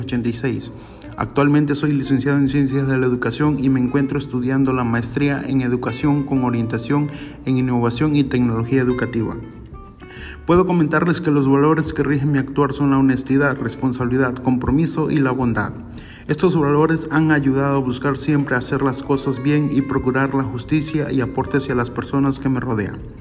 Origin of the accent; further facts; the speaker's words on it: Huimanguillo, Tabasco, Mexico; Nací en Huimanguillo, Tabasco, México